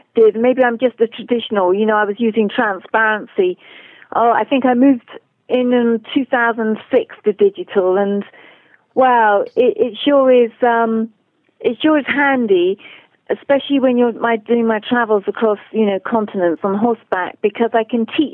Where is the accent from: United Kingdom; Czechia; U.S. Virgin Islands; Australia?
United Kingdom; Dartmoor National Park, South West England; accent: English; I grew up on Dartmoor National Park here in southwest England